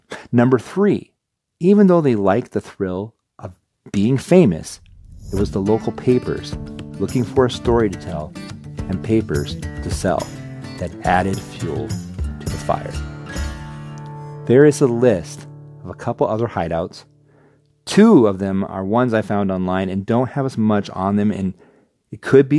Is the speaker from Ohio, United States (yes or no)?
no; Northwest Iowa, United States; Now, growing up in Northwest Iowa, I have some stories tied to a few of these places.